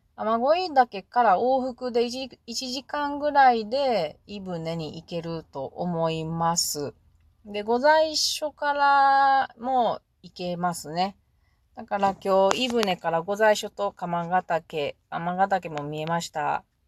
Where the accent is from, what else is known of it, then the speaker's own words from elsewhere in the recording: Mie, Japan; 私は三重県人で、鈴鹿山脈はよく行ってるから